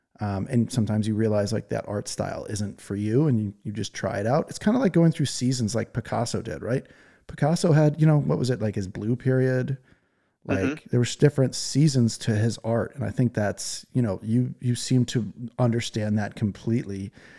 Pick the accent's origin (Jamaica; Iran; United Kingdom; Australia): United Kingdom; England; I'm English. If I have my first language is English and theirs is Chinese, there's no way I'm getting by, you know?